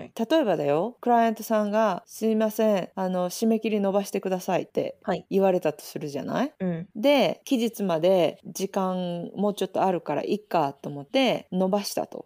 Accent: Japan; moved away as an adult; now in Australia; 私は日本で育ってる

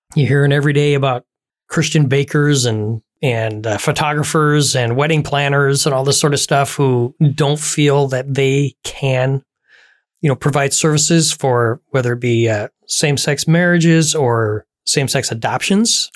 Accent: United States; here in the U S

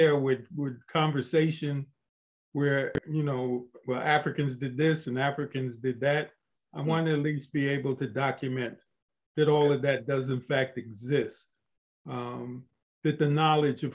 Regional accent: Albany, New York, United States; we grew up on First Street. I was there for maybe the first 8 or 10 years of my life. And then we moved to the newly built Colony Street projects. And I lived there all the way through high school and college

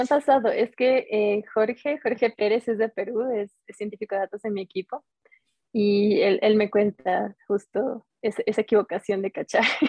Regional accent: Ecuador; como ecuatorianos

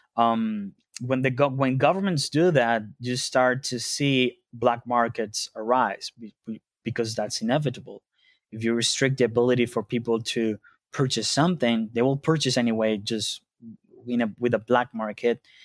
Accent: Venezuela; moved away; I grew up in Venezuela

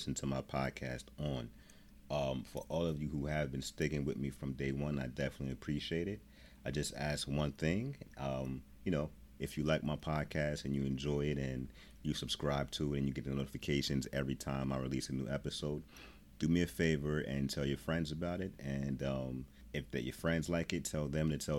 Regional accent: New Jersey, United States; I'm not from Chicago. I'm from New Jersey

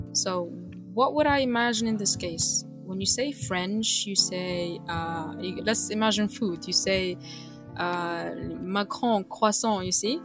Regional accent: Biskra, Biskra Province, Algeria; I'm from Biskra

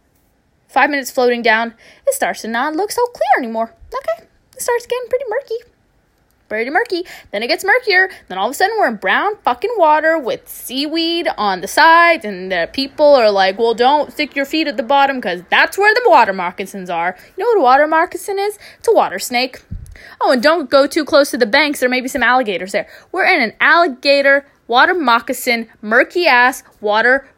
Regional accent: Jacksonville, Florida, United States; moved away as an adult; also born or lived in Los Angeles, United States; now in London, United Kingdom; I'm from Jacksonville, Florida

